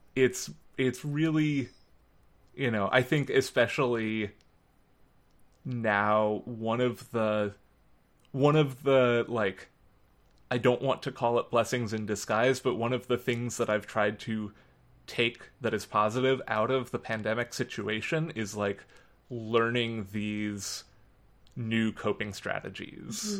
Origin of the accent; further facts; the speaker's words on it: Philadelphia, Pennsylvania, United States; where I grew up in Philadelphia